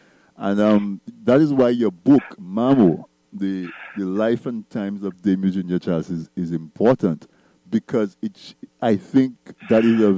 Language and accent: English; Dominica; I grew up in Dominica as well.